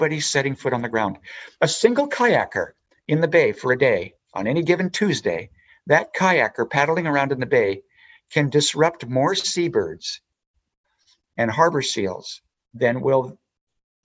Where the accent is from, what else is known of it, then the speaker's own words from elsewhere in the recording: Spokane, Washington, United States; I was raised in Spokane, Washington